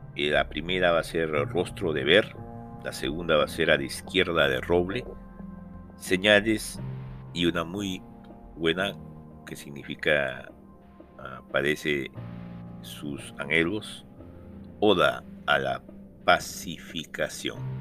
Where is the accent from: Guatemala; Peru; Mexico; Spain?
Peru; Lima; nací en Lima, pero me eh, crecí, eh, me adapté a la vida RIMAC, justamente en Ciudad y Campo, Manuel Vargas